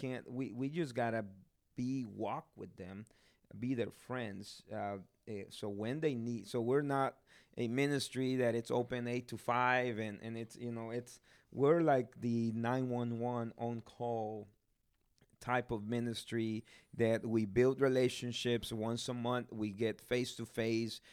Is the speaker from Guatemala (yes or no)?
yes; Guatemala; moved away; I'm from Guatemala. I'm blessed to, to be there, uh, be born there.